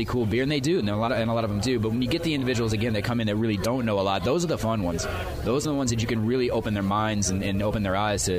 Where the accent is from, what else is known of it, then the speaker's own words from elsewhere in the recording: St. Louis, Missouri, United States; now in Decatur, United States; I'm from St. Louis